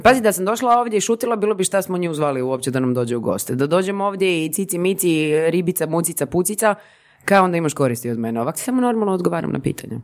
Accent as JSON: {"language": "Croatian", "town": "Zagreb", "region": "City of Zagreb", "country": "Croatia", "tie": "born or raised there", "said": "rođena i odrasla u Zagrebu"}